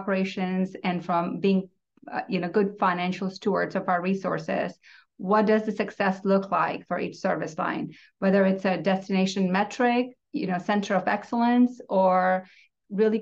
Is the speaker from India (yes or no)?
yes; India; moved away as an adult; now in Tulsa, United States; I'm a first-generation immigrant born and raised in India, and I've been in U.S. for 18 years